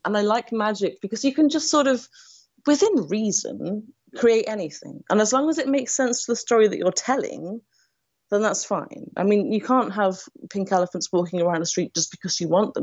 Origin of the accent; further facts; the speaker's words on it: United Kingdom; now in Nottingham, United Kingdom; a white British woman